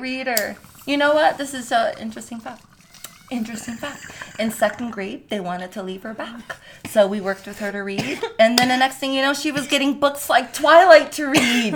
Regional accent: New York, United States; I'm from New York

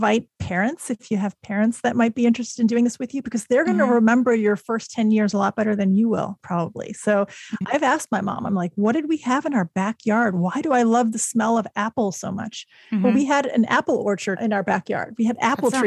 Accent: Chicago, Illinois, United States; also born or lived in Germany; I moved to the U.S. when I was six, to Chicago

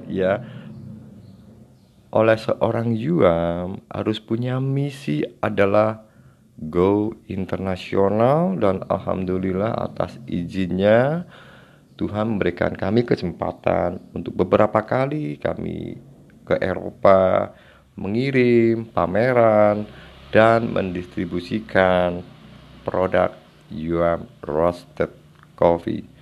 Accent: Pucangan, Central Java, Indonesia; born there; saya lahir di Desa Pucangan, Kecamatan Ambal Kabupaten Kebumen Jawa Tengah Indonesia

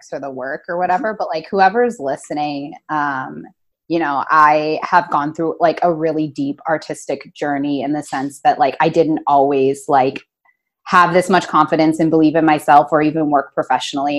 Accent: Detroit, Michigan, United States; I am from Detroit

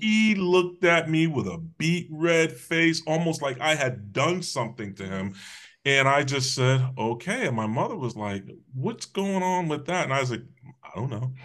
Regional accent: Hamden, Connecticut, United States; also born or lived in New Haven, Connecticut / West Haven, Connecticut; I was raised in Hamden, Connecticut.

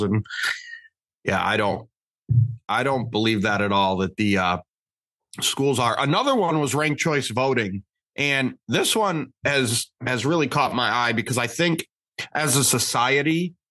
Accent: Michigan, United States; we're all from Michigan. So Michigan's always home

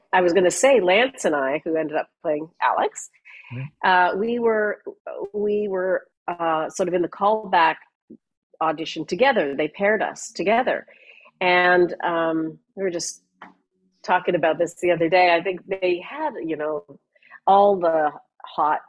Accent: Canada; moved away as an adult; also born or lived in London; I grew up in Canada

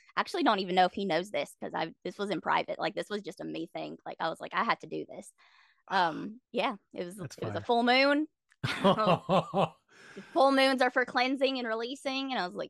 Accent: South Carolina, United States; So I grew up in South Carolina because my dad was in the military.

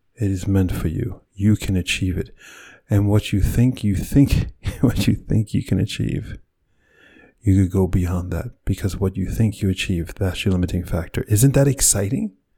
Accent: New York City, New York, United States; born or raised there

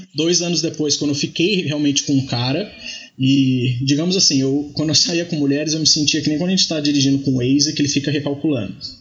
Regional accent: Taubaté, São Paulo, Brazil; moved away as an adult; now in São Paulo, Brazil; eu sou do interior, sou de Taubaté

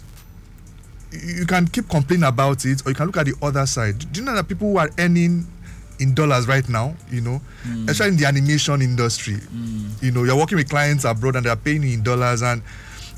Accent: Nigeria; I'm a Nigerian

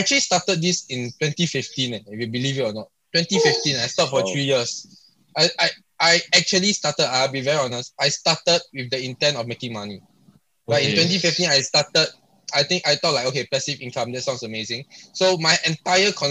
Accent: Singapore; I'm from Singapore

